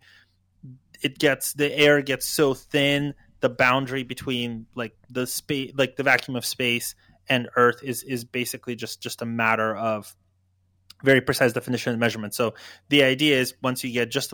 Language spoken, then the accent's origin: English; Ukraine; moved away; I was born in Ukraine